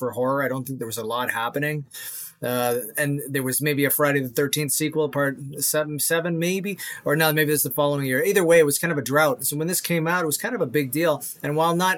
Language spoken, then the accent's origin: English; Toronto, Ontario, Canada; also born or lived in Mississauga; I was born in Toronto, but we moved there to Mississauga when I was like 12